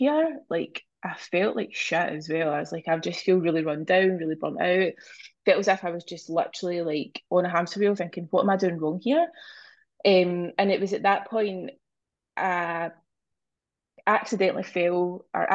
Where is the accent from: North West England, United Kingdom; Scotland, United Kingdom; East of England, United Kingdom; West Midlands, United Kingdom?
Scotland, United Kingdom; I am from Scotland.